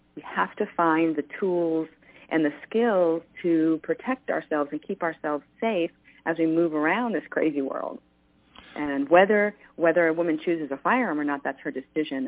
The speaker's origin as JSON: {"language": "English", "region": "New York", "country": "United States", "tie": "born or raised there", "said": "I grew up in New York"}